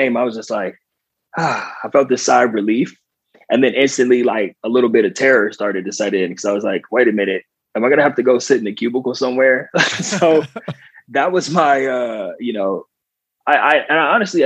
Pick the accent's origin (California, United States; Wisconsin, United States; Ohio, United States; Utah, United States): California, United States; Southern; moved away as an adult; also born or lived in Long Island, New York; I grew up in Southern California